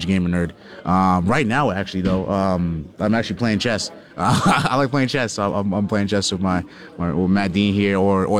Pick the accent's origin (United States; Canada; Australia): Canada; Hamilton, Toronto, Ontario; moved away; also born or lived in Jamaica (heritage); going back home, sort of like Hamilton, Toronto, to see my family and friends